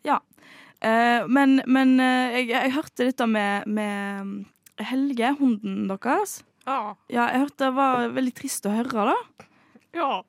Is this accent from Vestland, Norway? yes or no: yes; Bømlo, Vestland, Norway; jeg eh, kommer jo fra Bømlo, og jeg kommer fra Vestlandet.